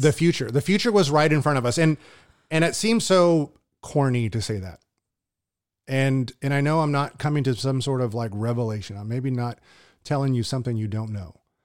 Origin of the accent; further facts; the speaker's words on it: Southern California, United States; moved away as an adult; also born or lived in Hawaii; now in Tulare, United States; I was from Southern California